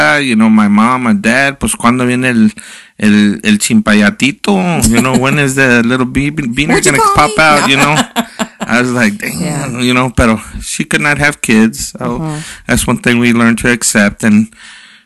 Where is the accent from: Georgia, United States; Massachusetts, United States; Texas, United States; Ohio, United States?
Texas, United States; Garland; soy Latino, born and raised in Garland, Texas